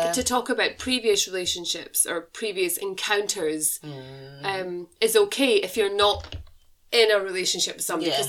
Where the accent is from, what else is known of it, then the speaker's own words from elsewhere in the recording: United Kingdom; as a British nation